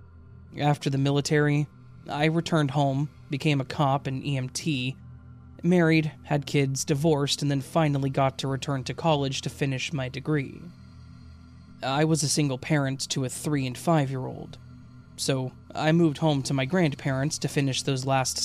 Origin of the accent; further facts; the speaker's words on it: Iowa, United States; also born or lived in Illinois; still lived in Iowa, where we had lived while I was growing up. We're originally from Illinois, and I had made that 468-mile trip hundreds of times over 20 years at that point.